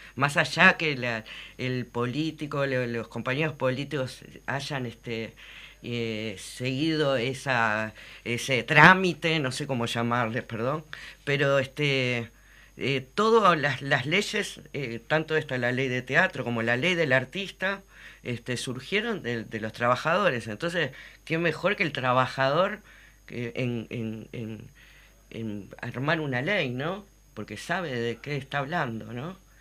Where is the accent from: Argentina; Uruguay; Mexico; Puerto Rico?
Uruguay; lo que somos los uruguayos